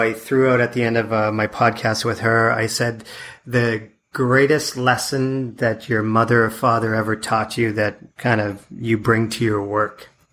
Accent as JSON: {"language": "English", "country": "Canada", "moved": "as an adult", "said": "my wife and I moved away from Canada in '96"}